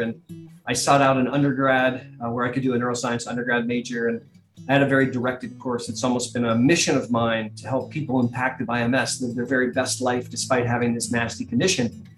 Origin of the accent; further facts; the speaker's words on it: Columbus, Ohio, United States; I am a native of sunny Columbus, Ohio